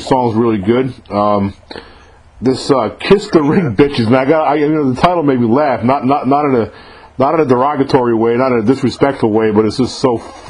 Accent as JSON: {"language": "English", "region": "New York", "country": "United States", "said": "I'm from New York originally."}